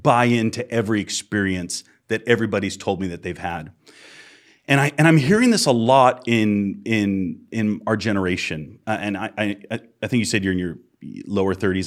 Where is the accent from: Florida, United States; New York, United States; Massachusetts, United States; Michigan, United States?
Massachusetts, United States; moved away; I'm from Massachusetts originally.